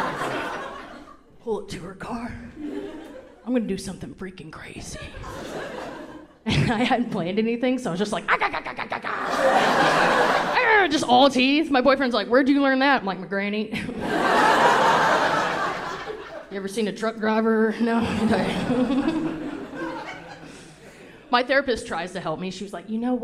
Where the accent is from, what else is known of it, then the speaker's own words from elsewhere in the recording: the South, United States; moved away; I grew up very Southern